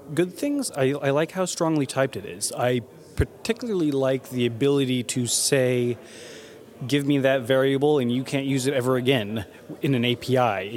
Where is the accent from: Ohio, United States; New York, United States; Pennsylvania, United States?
Ohio, United States; Dayton; I am from Dayton, Ohio. I work at a subcontractor out there